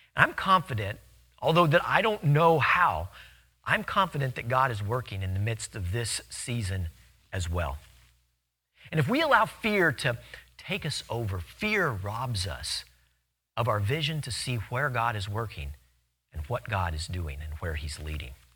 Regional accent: Louisiana, United States; In Louisiana, we have a ton of them.

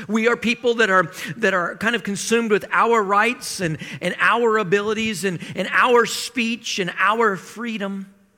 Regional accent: Iowa, United States; I grew up in Iowa

